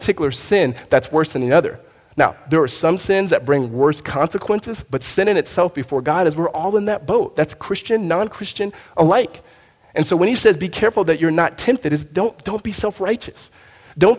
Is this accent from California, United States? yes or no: yes; Southern California, United States; moved away as an adult; now in Arizona, United States; I'm from Southern California